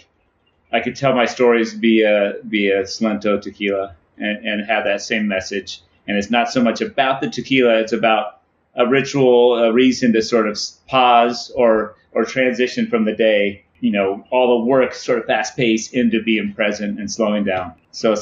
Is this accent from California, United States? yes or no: yes; San Diego, California, United States; it's also like my hometown